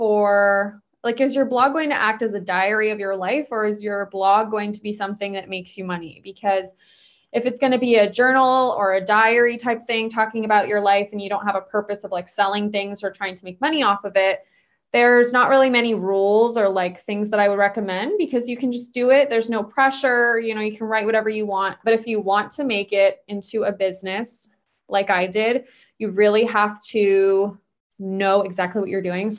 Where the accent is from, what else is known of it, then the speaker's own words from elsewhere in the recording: Bay Area, California, United States; also born or lived in Los Angeles, United States; I actually moved back home. I'm from the Bay Area